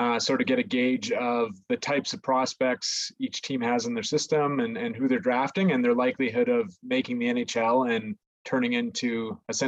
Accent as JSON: {"language": "English", "town": "Calgary", "region": "Alberta", "country": "Canada", "tie": "born or raised there", "also_born_or_lived": "Lethbridge", "said": "Born and raised in Calgary. Basically been here my whole life, except for a small stint where I was in Lethbridge for university"}